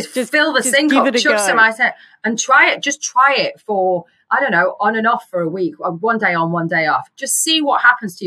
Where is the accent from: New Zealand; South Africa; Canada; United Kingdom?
United Kingdom; England; I'm English